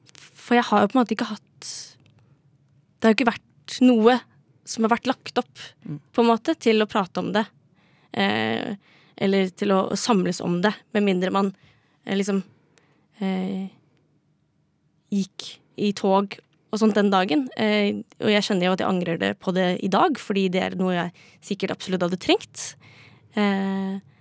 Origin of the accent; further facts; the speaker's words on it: Drammen, Buskerud, Norway; now in Oslo, Norway; er fra Drammen